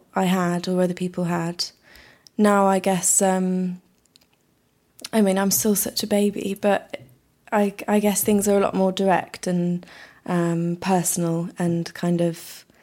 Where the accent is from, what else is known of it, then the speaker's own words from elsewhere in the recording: Yorkshire and the Humber, United Kingdom; now in London, United Kingdom; I'm from Yorkshire